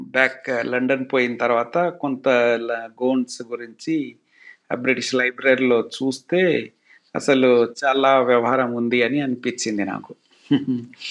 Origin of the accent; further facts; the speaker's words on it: Kusumanchi, Telangana, India; also born or lived in Khammam; now in Hyderabad, India; మా స్కూళ్ళలో పోలీస్ క్యాంపులు ఉండేవి సో పోలీసు వాళ్ళతో మేము జిల్లెనకు అవి ఇవి కబడ్డీ ఆడుకుంటూ ఉండేటోళ్ళం చిన్నప్పుడు